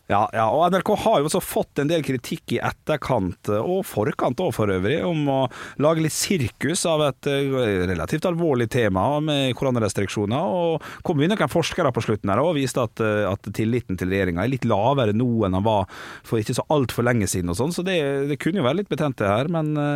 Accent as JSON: {"language": "Norwegian", "town": "Ålesund", "region": "Møre og Romsdal", "country": "Norway", "said": "Jeg er fra Sunnmøre, fra Ålesund."}